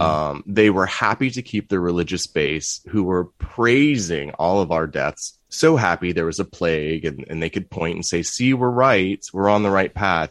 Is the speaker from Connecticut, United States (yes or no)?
no; Virginia Beach, Virginia, United States; I grew up in Virginia Beach.